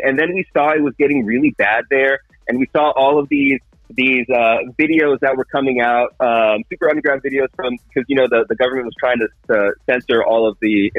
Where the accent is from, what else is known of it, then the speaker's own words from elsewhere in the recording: Encinitas, California, United States; moved away; also born or lived in Los Angeles; I'm from Encinitas